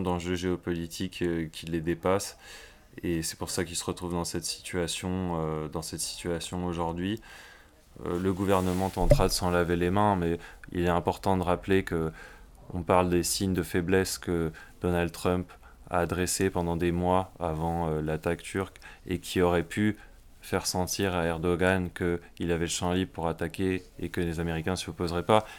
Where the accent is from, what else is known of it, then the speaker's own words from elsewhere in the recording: France; en tant que Français